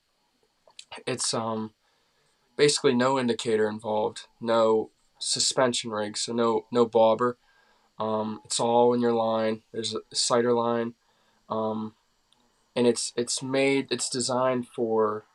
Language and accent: English; Clearfield County, North Central Pennsylvania, United States; I'm from North Central PA, Clearfield County